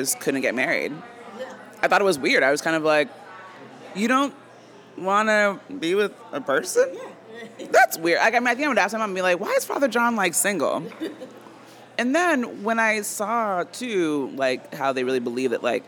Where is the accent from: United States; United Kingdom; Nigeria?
United States; Lowell, Massachusetts; I'm from Lowell